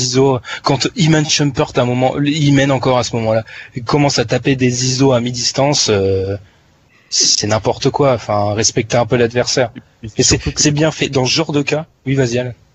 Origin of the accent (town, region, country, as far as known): France